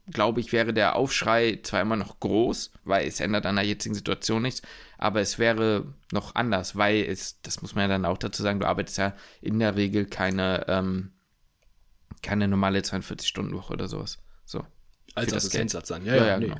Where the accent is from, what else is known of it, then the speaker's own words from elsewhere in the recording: Hamburg, Germany; nicht in Hamburg in, beim, bei mir zu Hause wohnen könnte dann hätte ich mir das PJ in meiner Heimatstadt wahrscheinlich nicht leisten können.